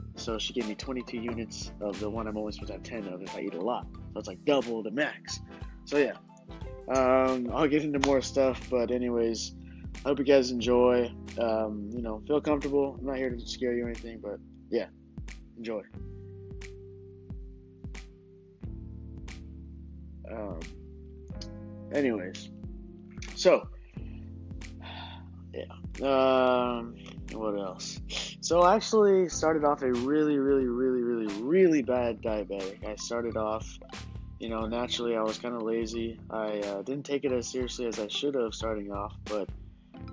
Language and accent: English; California, United States; moved away; I'm originally from California